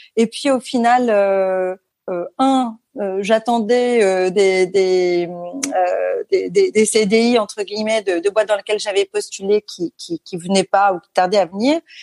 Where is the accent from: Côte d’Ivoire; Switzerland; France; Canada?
France; Paris suburbs, Île-de-France; also born or lived in La Celle-Saint-Cloud / Versailles; je suis née euh, à Paris et j'ai grandi jusqu'à mes dix ans en banlieue parisienne, à La Salle-Saint-Cloud, puis à Versailles